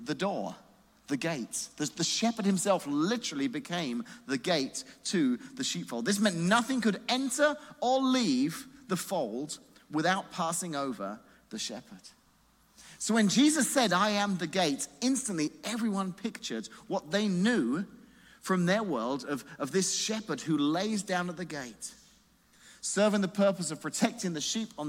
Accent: England, United Kingdom; moved away as an adult; now in Illinois, United States; I grew up in England

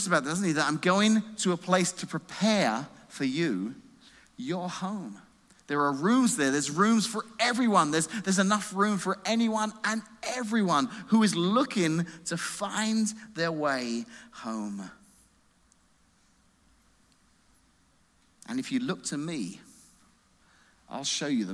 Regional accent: England, United Kingdom; now in United States; We're going back to England to see my mum

